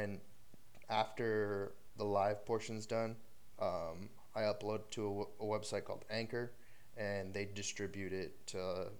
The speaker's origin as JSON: {"language": "English", "town": "Austin", "region": "Texas", "country": "United States", "tie": "born or raised there", "said": "I grew up here in the Austin area"}